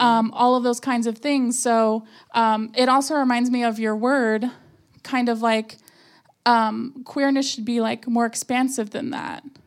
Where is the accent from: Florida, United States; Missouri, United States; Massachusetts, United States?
Florida, United States; South; moved away; I'm from a very warm climate